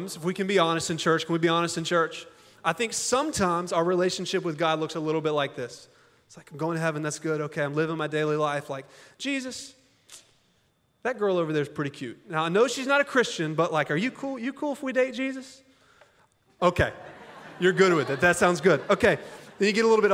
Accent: Augusta, Georgia, United States; also born or lived in Hong Kong; now in Little Rock, United States; I'm from Augusta, Georgia.

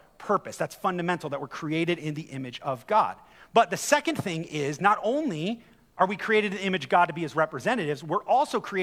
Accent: United States; I grew up in America

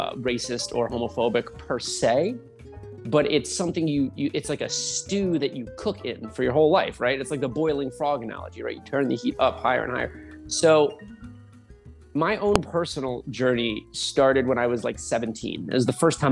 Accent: New Jersey, United States; moved away as an adult; also born or lived in Tempe, Arizona / Southern Utah; now in Utah, United States; I'm from New Jersey. Spent the first 24 years of my life there.

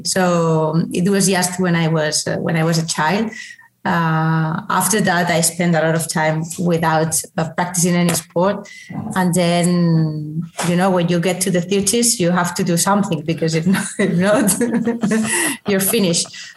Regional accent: Valencia, Valencian Community, Spain; moved away as an adult; now in Barcelona, Spain; I'm from Valencia, so I love Valencia

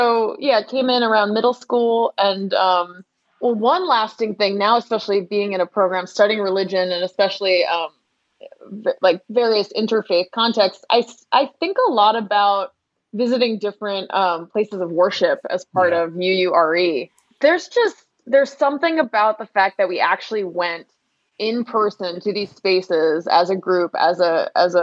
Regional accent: Cambridge, Massachusetts, United States; moved away as an adult; also born or lived in Belmont, Massachusetts / Brooklyn, New York; I grew up in Cambridge and then in Belmont and did coming of age and youth group and everything at the church

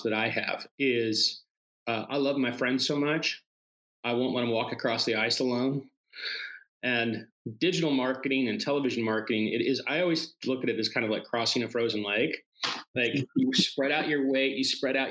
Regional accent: Seattle, Washington, United States; I'm from Seattle

